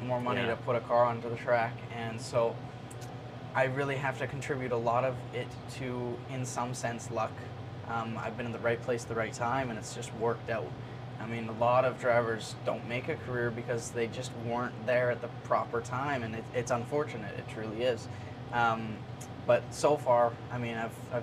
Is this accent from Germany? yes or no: no; Canada; as a Canadian because we don't have the racing up there